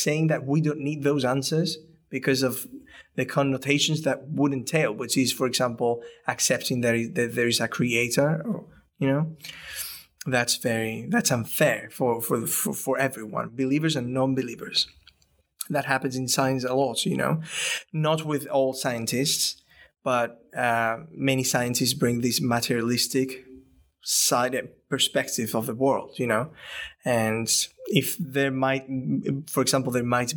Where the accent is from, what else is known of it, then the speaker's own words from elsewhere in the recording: Spain; moved away; I'm from Spain, the background is very Catholic